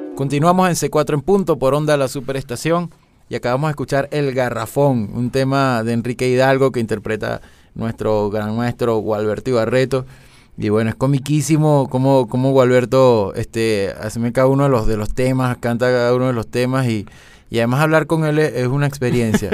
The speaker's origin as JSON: {"language": "Spanish", "country": "Venezuela", "said": "nosotros como venezolanos"}